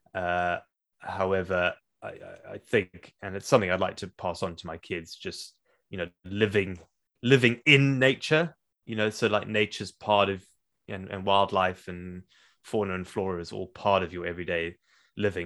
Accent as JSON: {"language": "English", "country": "South Africa", "tie": "born or raised there", "moved": "yes", "said": "growing up in Africa"}